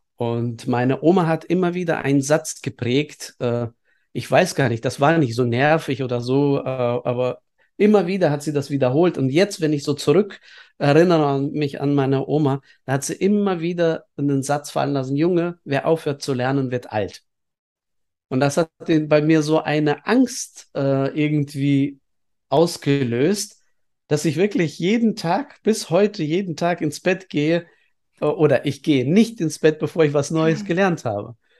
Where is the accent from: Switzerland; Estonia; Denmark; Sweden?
Estonia; now in Bielefeld, Germany; ich bin in der Sowjetunion aufgewachsen, äh, zum Glück in einem Teil Sowjetunions, was auch bis heute PISA-Land Nummer eins ist, was die Schulbildung anbetrifft. Das ist nämlich Estland